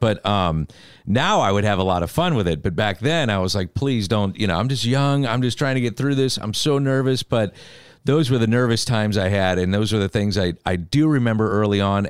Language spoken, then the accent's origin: English; St. Louis, Missouri, United States; I grew up a Cardinal fan